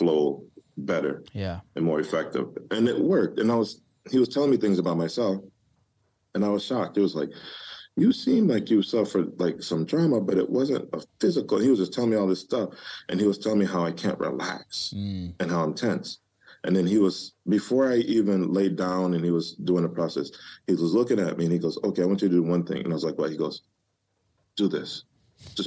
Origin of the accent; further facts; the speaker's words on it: Detroit, Michigan, United States; moved away; growing up in Detroit.